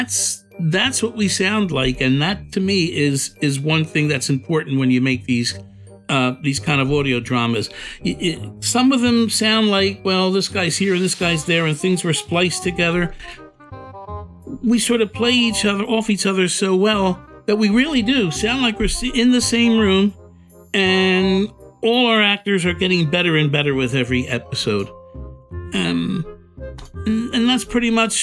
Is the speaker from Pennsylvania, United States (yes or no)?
yes; Philadelphia, Pennsylvania, United States; Born and raised in South Philadelphia, right there in that Italian ghetto.